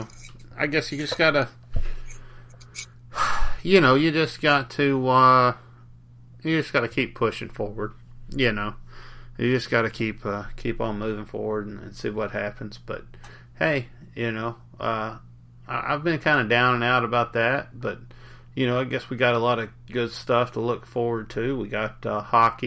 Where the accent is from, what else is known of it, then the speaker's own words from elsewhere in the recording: Arkansas, United States; I grew up in Arkansas, and I grew up there in the '90s